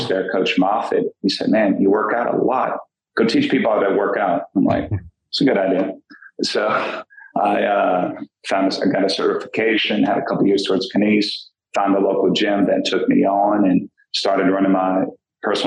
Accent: New Orleans, Louisiana, United States; I'm from New Orleans and graduated from Archbishop Shaw down there on the West Bank

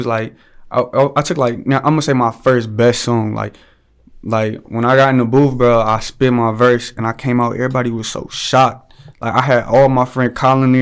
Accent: Ohio, United States; I'm an artist from Ohio.

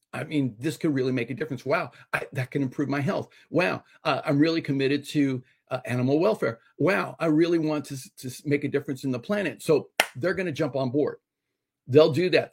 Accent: Los Angeles, California, United States; being Hispanic and growing up in Los Angeles

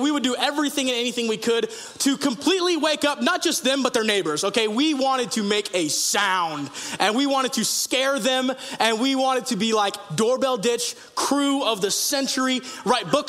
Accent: Sacramento, California, United States; also born or lived in Yuba City; I was a teenager, and I grew up in Sacramento and also on Beale Air Force Base right there in Yuba City.

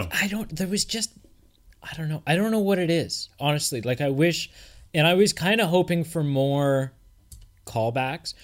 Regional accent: Canada

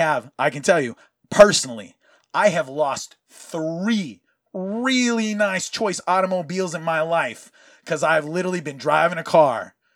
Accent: Hawaii, United States; you matched the description of a young Latino male. And I go, oh, that's funny because I'm Hawaiian.

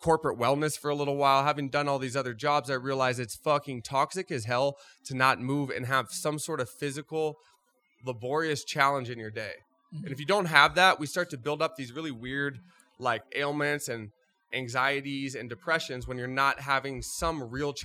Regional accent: Groveland, California, United States; I grew up outside of Yosemite National Park, small town called Groveland, California

